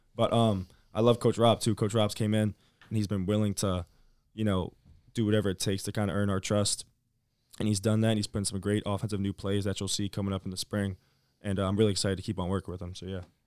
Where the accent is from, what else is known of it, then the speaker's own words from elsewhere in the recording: Virginia, United States; moved away; by my home, 'cause I'm from Virginia.